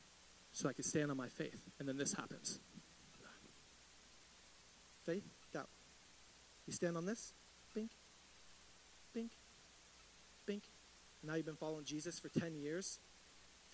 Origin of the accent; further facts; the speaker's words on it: United States; I grew up in East Riverside